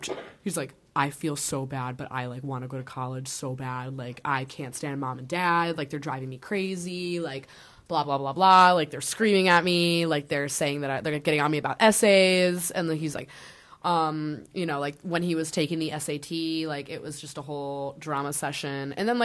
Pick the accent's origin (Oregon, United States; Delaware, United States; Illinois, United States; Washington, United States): Illinois, United States; I'm from Illinois.